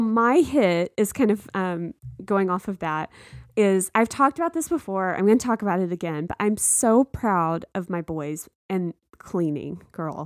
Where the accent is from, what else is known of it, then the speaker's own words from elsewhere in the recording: Texas, United States; moved away; I grew up in a small town in Texas